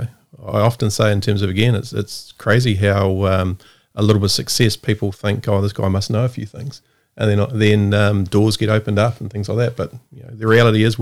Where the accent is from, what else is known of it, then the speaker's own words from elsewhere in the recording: Porirua, Wellington, New Zealand; I born, bred, and probably poorly educated in Porirua.